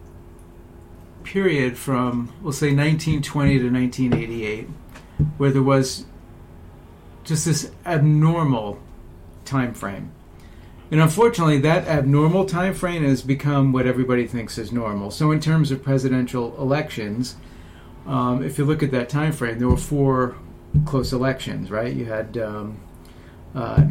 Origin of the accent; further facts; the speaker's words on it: United States; as an American, we're all Americans